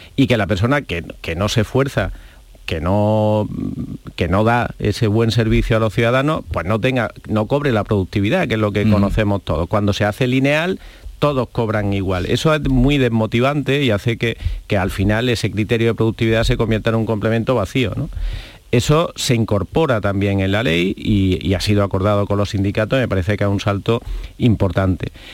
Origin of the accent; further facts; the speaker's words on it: Andalusia, Spain; como andaluz me siento muy orgulloso